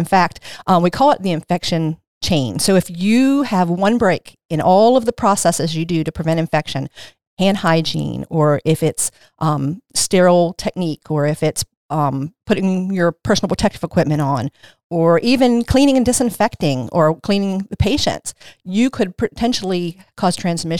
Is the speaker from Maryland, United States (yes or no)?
yes; Maryland, United States; I came here when I was 15, though, so kind of doesn't count. I was raised in Caroline County. I was raised in Caroline County. I graduated from North Carolina High School, and then I moved to Dorchester County after I got married.